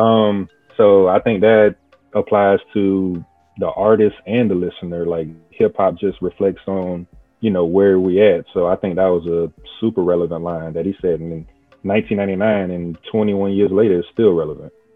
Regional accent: South Carolina, United States; I'm from South Carolina.

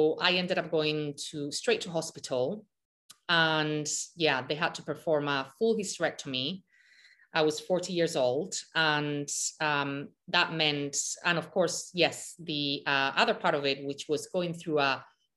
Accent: Malaga, Andalusia, Spain; I grew up in Malaga, Spain, on the beach

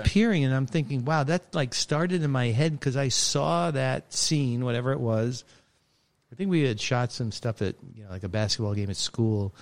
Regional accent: New York City, New York, United States; moved away; I grew up in Brooklyn, New York.

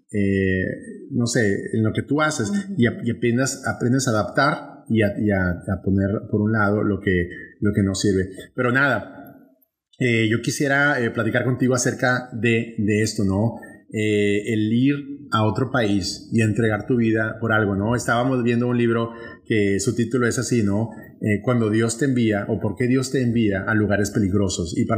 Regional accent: northern Mexico, Mexico; accent: northern Mexican; moved away; traigo un regionalismo muy marcado, muy marcado al norte de México y muy marcado simplemente para un grupo de gente. Mi español es así.

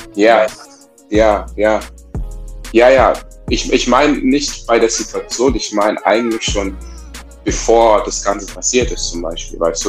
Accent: Southern Germany, Germany; dass ich im Süddeutschen aufgewachsen bin

